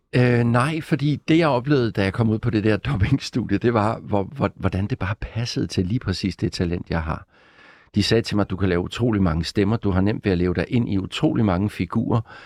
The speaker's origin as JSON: {"language": "Danish", "town": "Gråsten", "region": "Southern Denmark", "country": "Denmark", "tie": "born or raised there", "also_born_or_lived": "Odense / Copenhagen", "moved": "as an adult", "said": "jeg startede med som barn nede i Sønderjylland i Gråsten, hvor jeg kommer fra"}